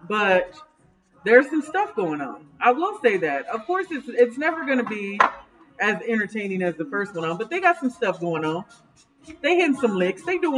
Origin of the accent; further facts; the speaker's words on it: New York, United States; Nigga, I'm from New York. New York. I'm trying to be out here with all the New York songs.